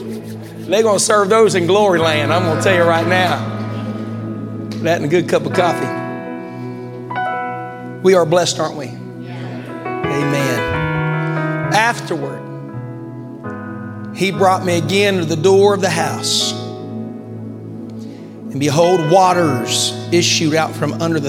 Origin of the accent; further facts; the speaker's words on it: Glen Ferris, West Virginia, United States; now in Zanesville, United States; Growing up in West Virginia meant a lot of mountain streams, rivers, and lakes. I grew up right next to a river.